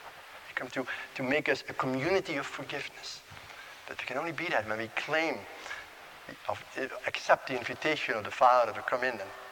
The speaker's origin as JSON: {"language": "English", "country": "Netherlands", "said": "Oh, he's from Holland too, you know, and we're both from Holland, same seminary."}